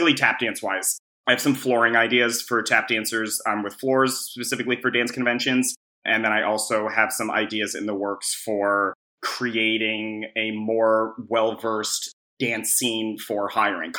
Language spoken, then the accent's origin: English; Albany, New York, United States; I grew up in Albany, New York, upstate New York. I'm a New Yorker born and bred